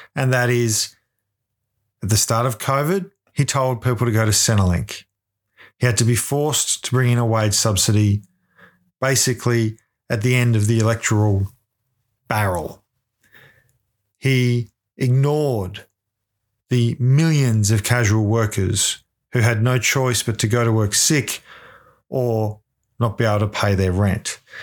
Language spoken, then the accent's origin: English; Ballarat, Victoria, Australia; I'm from Ballarat.